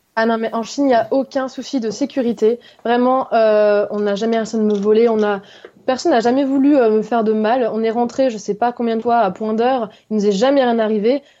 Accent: Haute-Savoie, Auvergne-Rhône-Alpes, France; also born or lived in Lyon; je viens d'Haute-Savoie, en France, donc euh, pas loin de la Suisse et de l'Italie

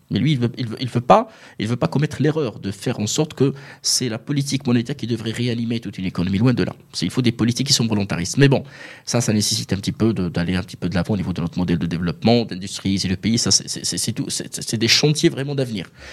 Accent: Morocco; on est marocain, on est fier

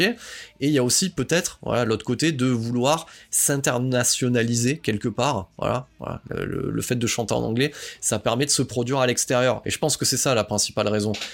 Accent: the South, southern France, France; je suis quelqu'un du Sud

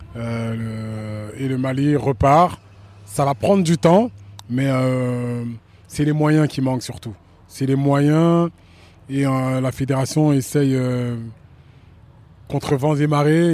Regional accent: France; je, suis né en France, j'ai grandi en France

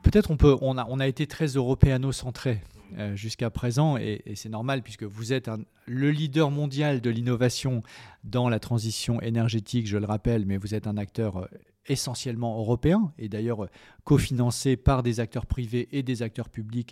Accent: France; en tant que Français

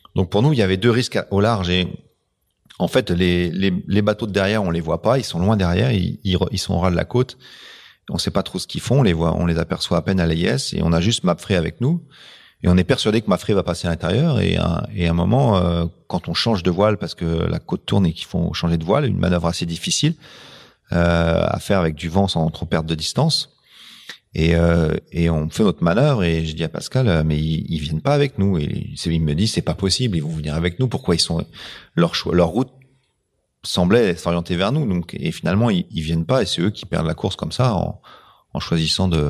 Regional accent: France; on est français.

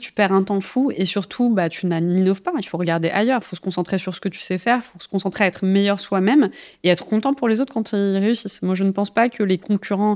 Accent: Algeria; moved away; alors moi je suis née en Algérie

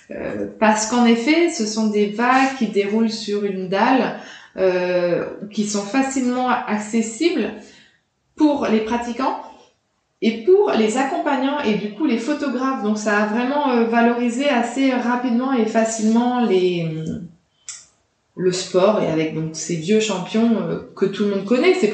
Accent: France; Et puis les Américains, quand on est petit Français, euh, c'est ça, fait toujours un effet les Américains, je trouve.

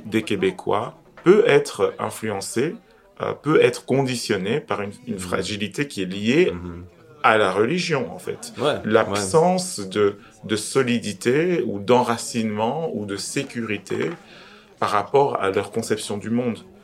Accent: Belgium; en tant que Belge d'origine étrangère

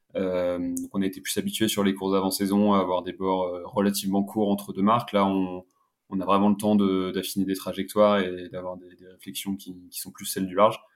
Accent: Paris, Île-de-France, France; je suis originaire de, de Paris

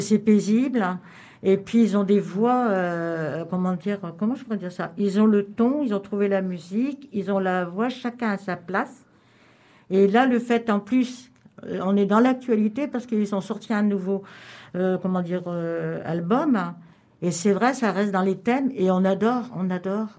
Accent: Cambrai, Hauts-de-France, France; now in Lorient, France; je suis j'étais de Cambrai

